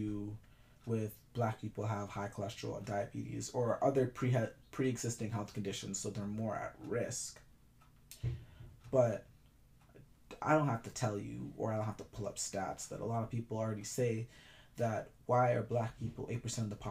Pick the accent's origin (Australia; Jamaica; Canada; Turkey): Jamaica; I'm Jamaican